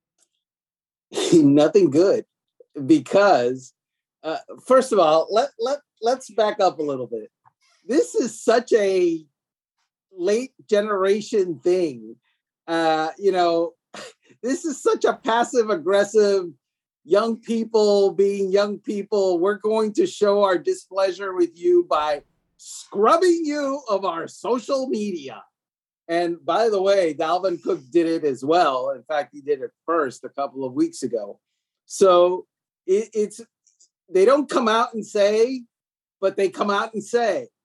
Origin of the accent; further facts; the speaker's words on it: Miami, Florida, United States; I'm from Miami